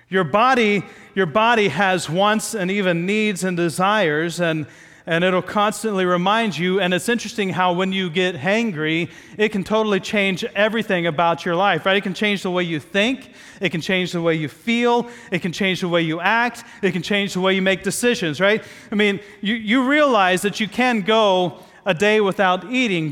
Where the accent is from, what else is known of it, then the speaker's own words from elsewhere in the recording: Midwest, United States; moved away; growing up in the Midwest